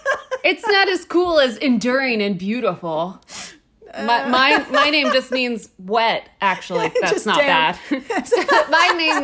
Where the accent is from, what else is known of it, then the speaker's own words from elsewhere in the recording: United States; As an American, I am confused.